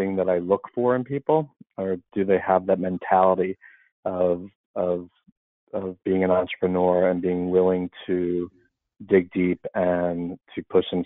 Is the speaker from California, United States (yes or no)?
no; Philadelphia, Pennsylvania, United States; moved away as an adult; now in Boston, United States; I'm from Philadelphia, born and bred. I'm always going to be from Philly